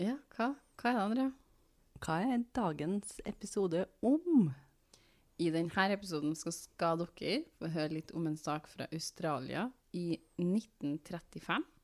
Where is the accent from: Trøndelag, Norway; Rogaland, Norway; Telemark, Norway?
Trøndelag, Norway; Eh, jeg kan fortelle én ting som ekte trønder.